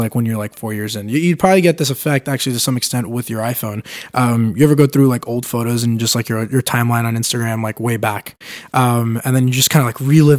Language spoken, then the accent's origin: English; New York City, New York, United States; now in San Francisco, United States; I grew up in Brooklyn, New York